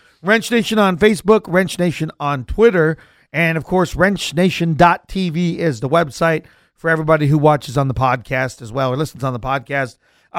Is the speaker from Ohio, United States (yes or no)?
no; North Dakota, United States; moved away; They did this in my home state in North Dakota.